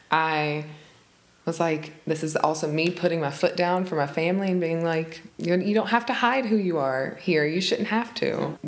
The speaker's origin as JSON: {"language": "English", "region": "Alabama", "country": "United States", "tie": "born or raised there", "said": "We are an immigrant family, so it was weird growing up there."}